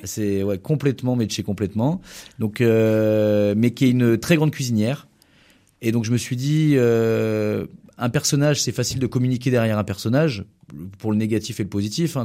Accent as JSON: {"language": "French", "area": "Anjou", "region": "Pays de la Loire", "country": "France", "said": "En tant qu'angevin"}